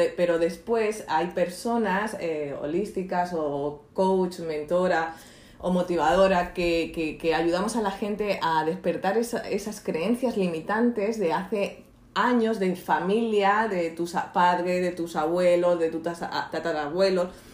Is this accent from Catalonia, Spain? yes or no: yes; Barcelona, Catalonia, Spain; moved away as an adult; also born or lived in Marbella; yo soy de Barcelona y luego me fui de, a los 27 años hasta Marbella